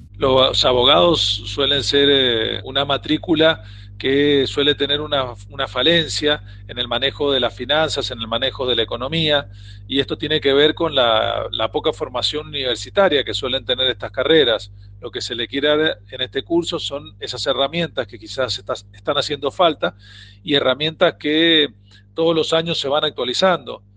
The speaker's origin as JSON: {"language": "Spanish", "country": "Argentina"}